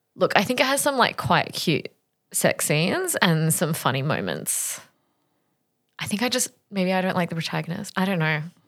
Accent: Australia; I grew up in Australia in the nineties

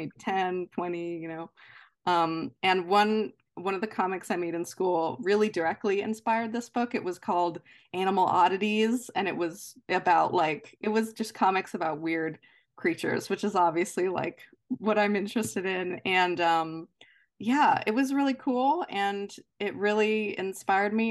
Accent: near Baltimore, Maryland, United States; as a kid, I grew up kind of near Baltimore

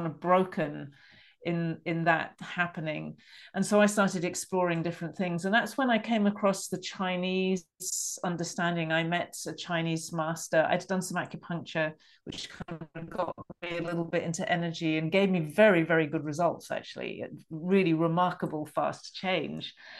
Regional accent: England, United Kingdom; accent: middle class English; I'm British, and I grew up in England.

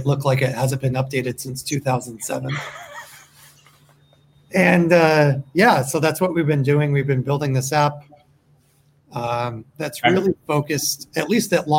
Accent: just south of Buffalo, New York, United States; moved away as an adult; also born or lived in Seattle; now in California, United States; I grew up just south of Buffalo

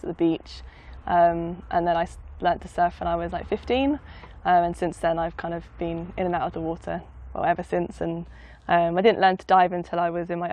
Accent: Surrey, South East England, United Kingdom; moved away as an adult; also born or lived in Somerset; So I grew up in Surrey, so it's about 30 minutes by train outside of London.

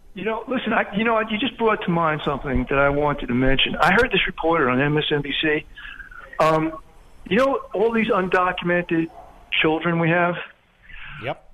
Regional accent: New York, United States; I'm from New York

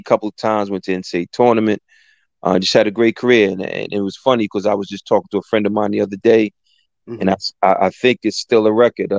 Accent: East Orange, New Jersey, United States; also born or lived in Newark, New Jersey / Portugal / Brazil; I'm an Essex County guy, born and bred. I was born in Newark, grew up in East Orange

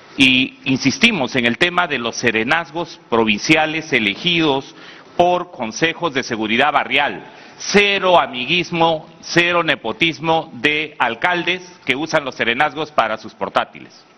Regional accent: Peru; Como mucho peruano

